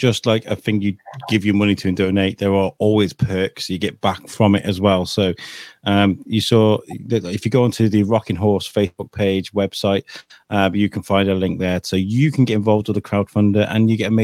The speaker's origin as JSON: {"language": "English", "town": "Wrexham", "region": "Wales", "country": "United Kingdom", "tie": "born or raised there", "said": "I grew up in Wrexham"}